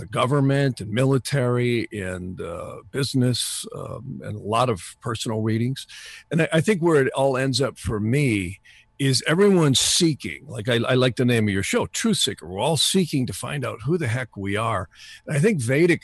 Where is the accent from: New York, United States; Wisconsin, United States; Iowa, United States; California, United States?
Wisconsin, United States; North Woods; I grew up in the North Woods in Wisconsin.